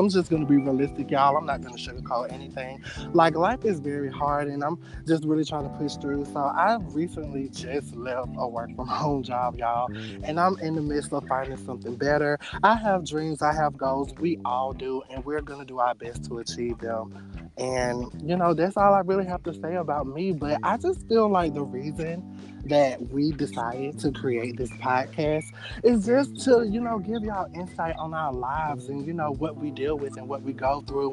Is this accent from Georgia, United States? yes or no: yes; Georgia, United States; I am from Georgia, born and raised